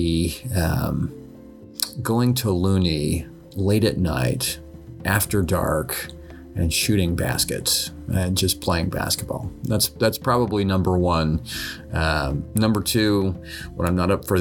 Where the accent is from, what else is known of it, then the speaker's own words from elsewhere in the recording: Utah, United States; moved away; growing up in Utah, we were used to the snow.